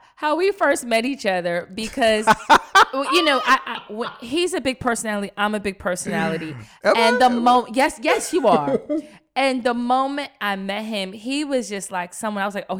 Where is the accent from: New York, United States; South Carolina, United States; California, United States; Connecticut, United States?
New York, United States; accent: New York; like, so, explain, and my New York accent came out.